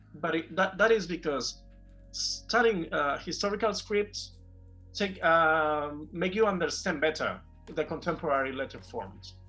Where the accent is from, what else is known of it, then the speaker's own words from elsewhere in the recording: Barcelona, Catalonia, Spain; also born or lived in Sant Boi de Llobregat; I was born and raised in Barcelona, and I actually live in Barcelona. Not not exactly in Barcelona. I live in a in a town near Barcelona